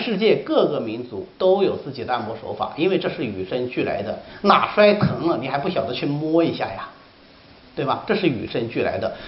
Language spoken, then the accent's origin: Chinese; China; 魏晋时期是我们中国人文精神的第一次解放。